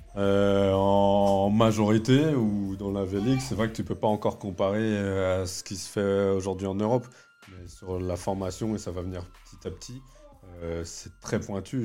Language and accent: French; France; Je suis né en France